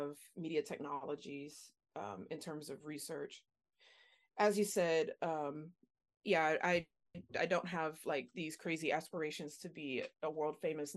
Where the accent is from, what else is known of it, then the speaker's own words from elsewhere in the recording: Louisiana, United States; moved away; I'm from Louisiana originally